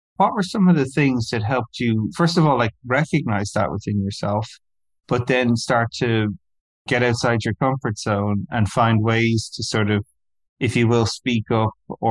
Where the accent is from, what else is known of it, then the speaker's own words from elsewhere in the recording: Ireland; I grew up in Ireland